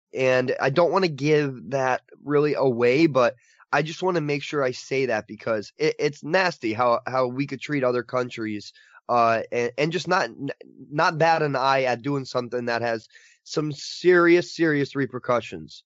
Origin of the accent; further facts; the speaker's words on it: United States; as an American viewer